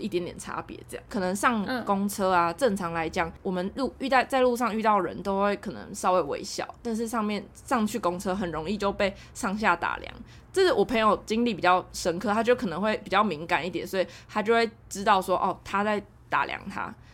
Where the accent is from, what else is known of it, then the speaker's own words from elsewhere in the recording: Taiwan; 我台湾人